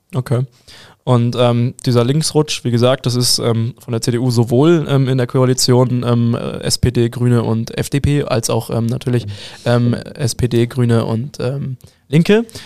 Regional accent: Hamburg, Germany; also born or lived in Bavaria; now in Munich, Germany; Ich als Hamburger

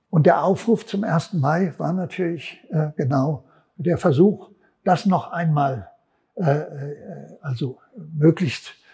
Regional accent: Frankfurt, Hesse, Germany; Offenbach, ich komme aus Frankfurt, Offenbach war so einer auch.

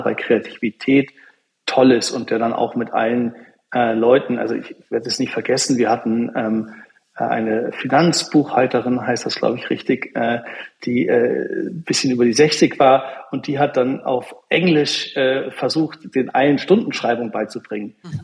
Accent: Wolfsburg, Lower Saxony, Germany; now in Berlin, Germany; jemand wie ich, der in Wolfsburg aufgewachsen ist

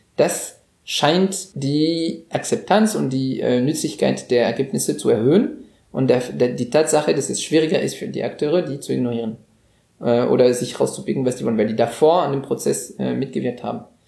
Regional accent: France; moved away as an adult; now in Germany; als Franzose, der seit 15 Jahren in Deutschland lebt

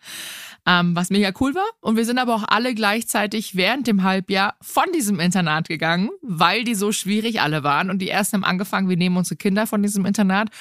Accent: Rottach-Egern, Bavaria, Germany; ich bin hier am Tegernsee groß geworden, in Rottach-Egern

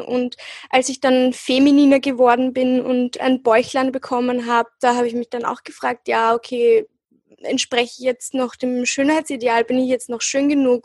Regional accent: Austria; ich bin hier äh, aufgewachsen und geboren und ich habe mich halt auch immer als Österreicherin gefühlt

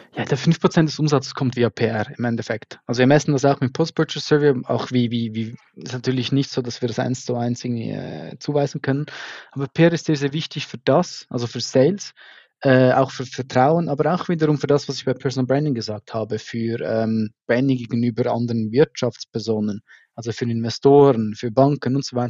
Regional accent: Switzerland; accent: Swiss German; mir als Schweizer aus einem kleinen Dorf

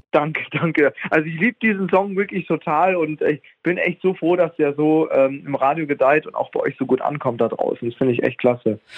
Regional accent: Munich, Bavaria, Germany; moved away as an adult; now in Switzerland; ich vermisse schrecklich meine Heimat München, also auch Bayern und so. Also ich komme ja aus Bayern, München

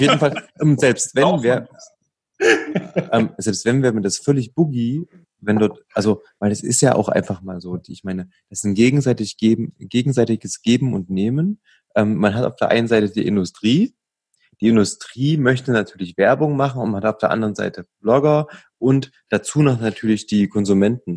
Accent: Leipzig, Saxony, Germany; wir sind ja aus Leipzig

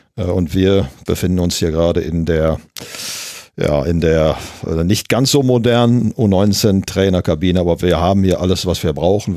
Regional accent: Gelsenkirchen, North Rhine-Westphalia, Germany; ich bin ja gebürtiger Gelsenkirchner, in Gelsenkirchen-Ückendorf geboren.

